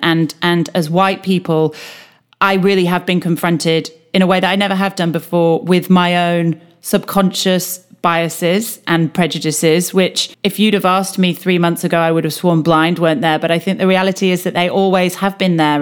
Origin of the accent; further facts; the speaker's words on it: United Kingdom; as a Brit